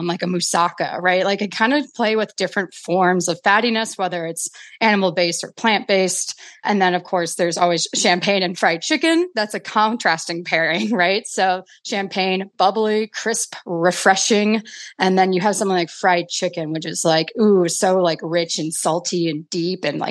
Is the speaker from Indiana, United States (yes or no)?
no; Milwaukee, Wisconsin, United States; I grew up in Milwaukee, Wisconsin